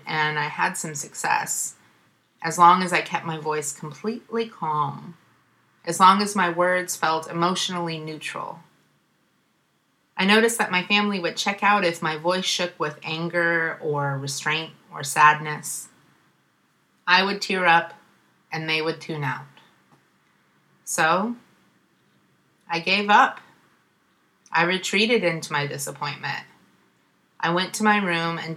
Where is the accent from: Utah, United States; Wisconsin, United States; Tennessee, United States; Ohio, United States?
Ohio, United States; moved away as an adult; now in Oakland, United States; the white supremacy in my home state